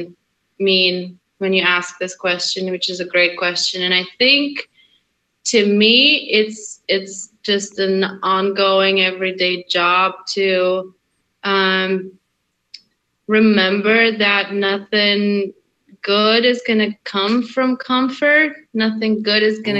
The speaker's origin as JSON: {"language": "English", "country": "Russia", "tie": "born or raised there", "also_born_or_lived": "Hungary", "moved": "yes", "said": "I was born in Hungary, I grew up in Russia"}